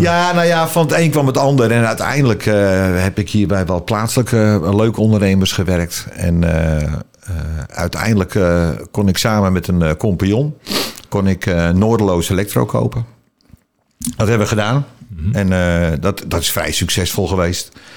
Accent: Alkmaar, North Holland, Netherlands; ik ben geboren in Alkmaar, in de Oud Overdie, voor de kenners

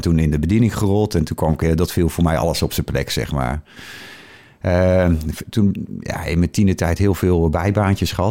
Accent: Harderwijk, Gelderland, Netherlands; born there

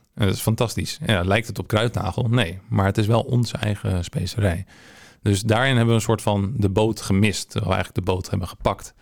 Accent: Hensbroek, North Holland, Netherlands; moved away as an adult; also born or lived in Haarlem; now in Amsterdam, Netherlands; ik ben om mijn achttiende verhuisd naar ehm, Amsterdam vanuit Hensbroek. Ja? Ik kom uit de regio

